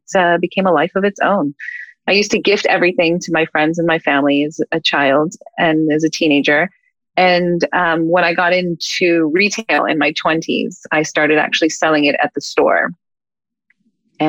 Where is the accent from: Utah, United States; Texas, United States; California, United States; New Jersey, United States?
California, United States; Los Angeles; I grew up in the Hollywood Hills